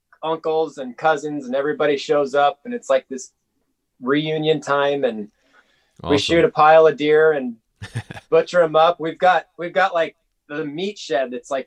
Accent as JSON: {"language": "English", "region": "Nebraska", "country": "United States", "moved": "as an adult", "lives_now": "Anchorage, United States", "said": "I moved up here from Nebraska."}